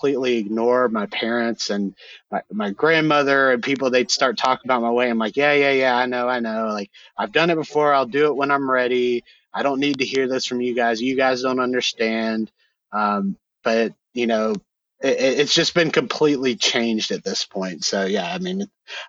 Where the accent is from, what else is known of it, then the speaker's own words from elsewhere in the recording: Georgia, United States; my home state here in Georgia